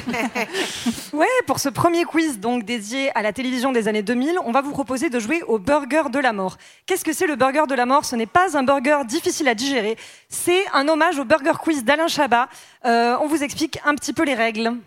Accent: Georgia; moved away; comme on dit chez moi, en Georgie

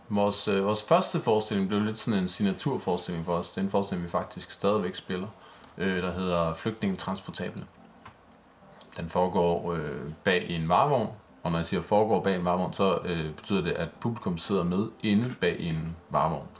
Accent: Vordingborg, Zealand, Denmark; jeg er vokset op i Vordingborg

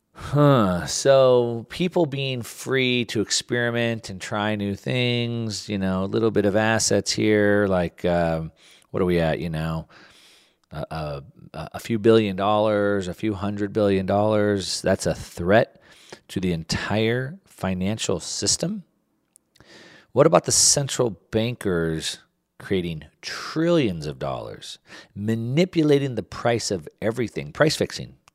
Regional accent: United States; growing up in the United States

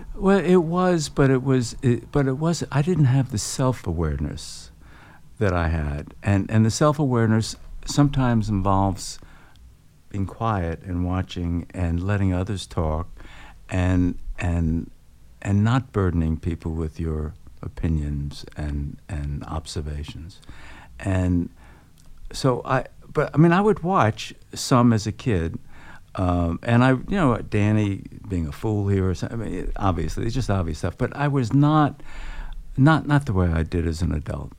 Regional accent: New York City, New York, United States; I grew up on Coney Island, uh, working class family.

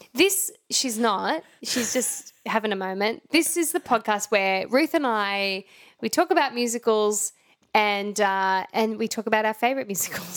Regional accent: Brisbane, Queensland, Australia; we grew up in Brisbane

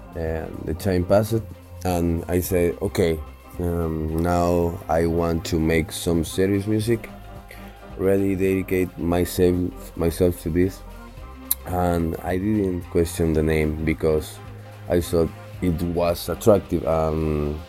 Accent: Chile; born there; My mother is Argentinian, my father is Chilean. I was born in Chile.

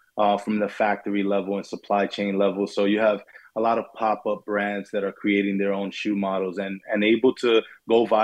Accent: New York, United States; I grew up in New York, in Brooklyn and Queens

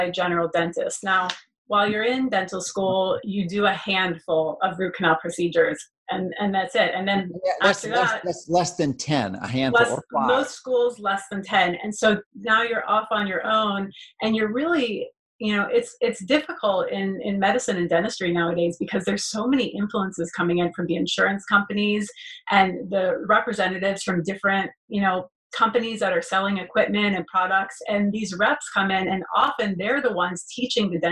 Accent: Florida, United States; moved away as an adult; also born or lived in Gainesville, Florida; now in Beverly Hills, United States; born and raised in Florida for the first 30 years of my life

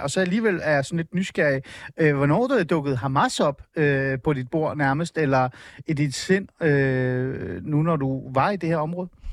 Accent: Iran; now in Denmark; jeg er fra Iran

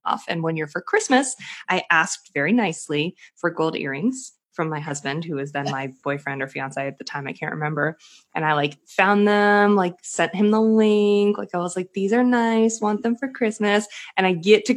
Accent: Boston, Massachusetts, United States; I'm from Boston

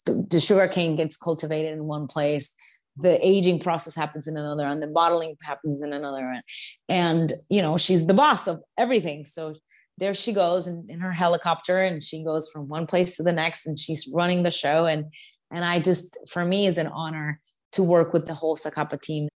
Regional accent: New York, United States; being a New Yorker and working in the food industry

